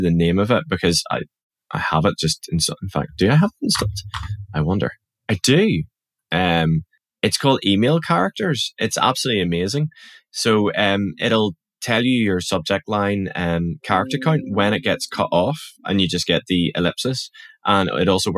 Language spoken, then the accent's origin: English; Northern Ireland, United Kingdom; accent: Northern Irish; my Northern Irish accent